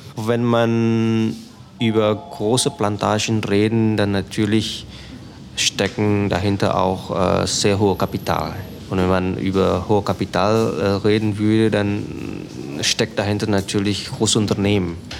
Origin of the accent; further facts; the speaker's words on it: Jakarta, Indonesia; German is a second language; moved away as an adult; also born or lived in Germany / Aceh; now in Sumatra, Indonesia; Ich bin in Jakarta geboren ich habe zwischendurch in Deutschland studiert